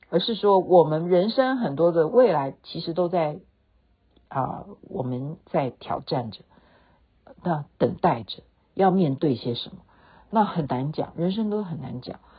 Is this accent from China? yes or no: no; Taiwan; now in Seattle, United States; 我们台湾人